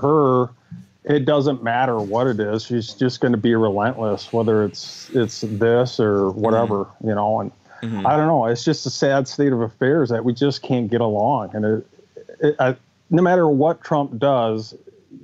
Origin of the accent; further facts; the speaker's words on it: Eau Claire, Wisconsin, United States; I'm from Eau Claire, Wisconsin